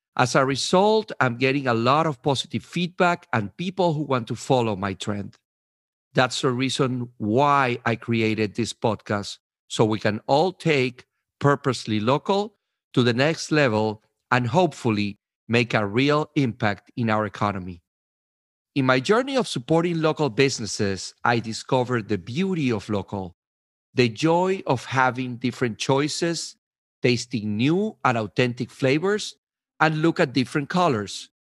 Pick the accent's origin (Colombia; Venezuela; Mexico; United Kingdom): Venezuela; also born or lived in New York/New Jersey, United States; now in New Jersey, United States; I am originally from Venezuela, and I have been living in New York, New Jersey for the last seventeen years.